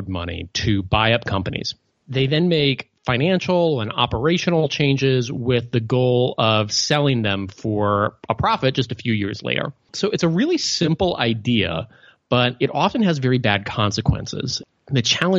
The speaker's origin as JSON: {"language": "English", "region": "Midwest", "country": "United States", "tie": "born or raised there", "said": "I grew up in the Midwest"}